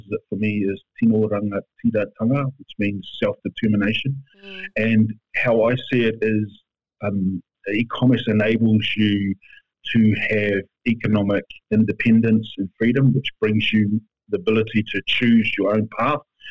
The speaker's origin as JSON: {"language": "English", "area": "East Cape, North Island", "region": "Gisborne", "country": "New Zealand", "also_born_or_lived": "Perth, Australia", "moved": "yes", "said": "I'm Ngāti Konohi from the East Cape of the North Island of New Zealand."}